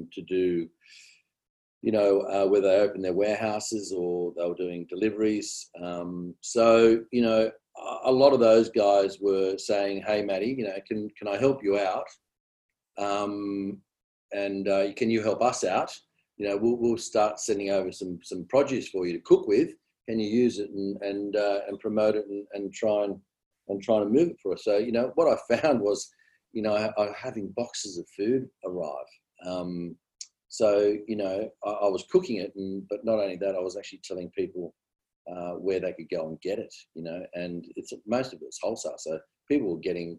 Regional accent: Sydney, New South Wales, Australia; also born or lived in Tamworth, New South Wales; I pretty much did my sort of, you know, schooling years out west.

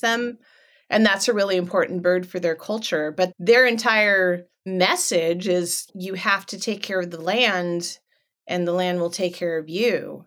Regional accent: Los Angeles, California, United States; also born or lived in Orange County, California; now in Northern California, United States; I was born in Los Angeles

